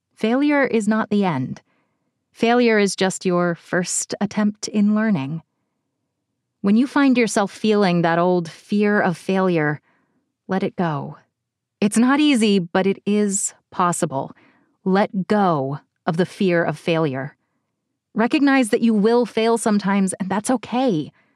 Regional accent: Cincinnati, Ohio, United States; my hometown of Cincinnati

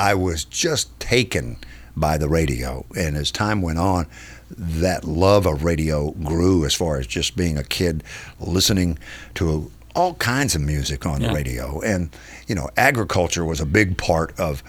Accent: Lebanon, Kentucky, United States; moved away as an adult; also born or lived in Huntsville, Alabama / San Antonio, Texas; now in Nashville, United States; by the time we had settled in Lebanon, where my father would stay for 21 years as the pastor of Woodlawn Baptist Church. So that's where I spent my, I always tell people that's where I spent my formative years

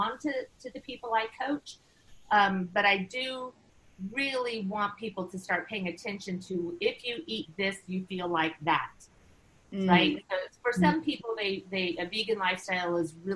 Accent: United States; moved away as an adult; also born or lived in China; I was living in China, you know, which was challenging as an American

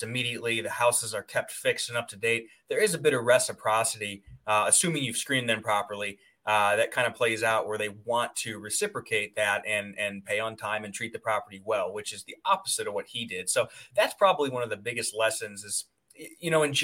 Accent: Medina, Ohio, United States; I was in Medina, Ohio, Valley City, that area. Yep. Nice. So grew up in a very stereotypical sort of conservative lower middle class family

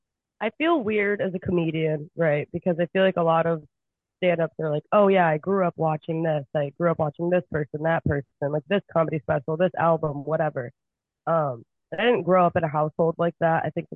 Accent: Michigan, United States; 4 or 5 months on, 8 months off in Michigan, especially. I'm from Michigan.

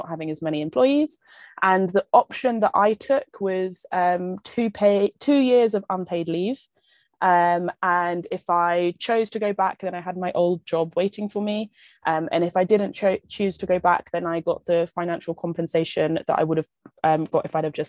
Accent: London, United Kingdom; moved away as an adult; I'm from London originally.

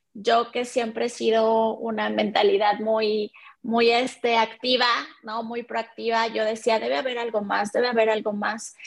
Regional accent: Mexico; soy mexicana.

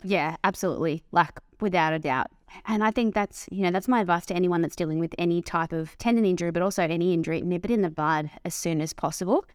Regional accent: Dandenong Ranges, Victoria, Australia; I grew up in the Dandenong Ranges

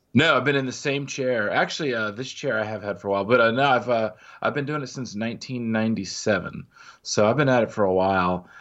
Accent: Midwest, United States; growing up in the Midwest

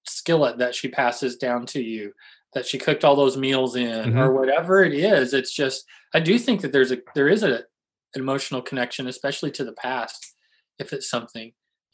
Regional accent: St. Louis, Missouri, United States; I'm from St. Louis

